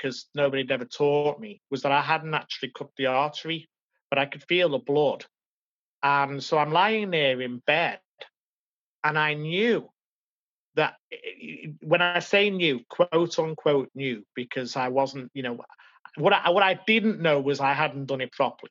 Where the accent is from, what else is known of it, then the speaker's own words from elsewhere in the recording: Liverpool, North West England, United Kingdom; also born or lived in Madrid, Spain; I came home to Liverpool